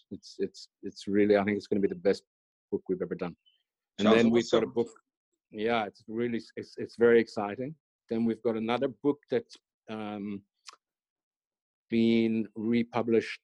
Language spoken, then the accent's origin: English; Ireland; I was brought up in Ireland